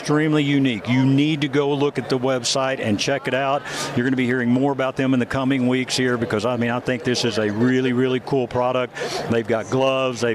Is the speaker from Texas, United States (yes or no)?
yes; Dallas, Texas, United States; now in Denver, United States; I grew up in Dallas, but now live in Denver